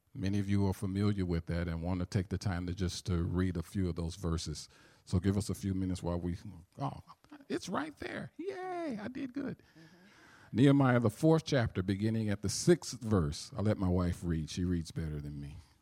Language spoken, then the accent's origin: English; St. Louis, Missouri, United States; accent: southern; I do have a southern accent because I'm from St. Louis, Missouri